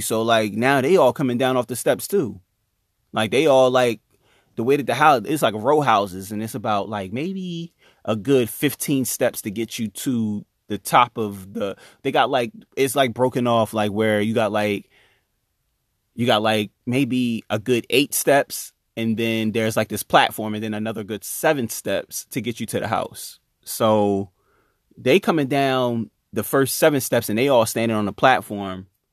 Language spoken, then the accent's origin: English; Chester, Pennsylvania, United States; I'm from Chester, I know my way around the city